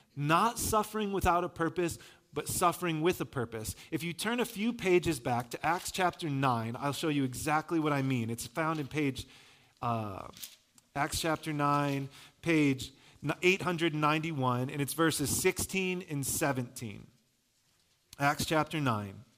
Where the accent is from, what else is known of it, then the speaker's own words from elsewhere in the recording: Michigan, United States; I'm from Michigan